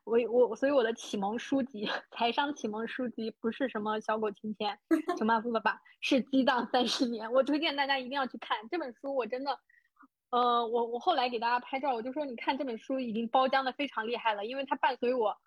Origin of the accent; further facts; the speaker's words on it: China; 我出生的小县城有多小呢